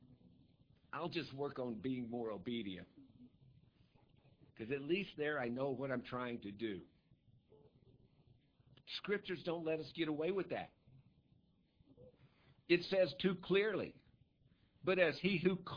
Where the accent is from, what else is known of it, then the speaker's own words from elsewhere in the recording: United States; I'm an American.